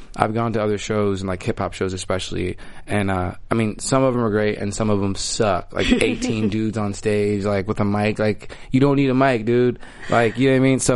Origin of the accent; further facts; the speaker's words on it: Malibu, California, United States; also born or lived in Austin, Texas / New York / Hollywood; I was raised in Malibu and I've traveled around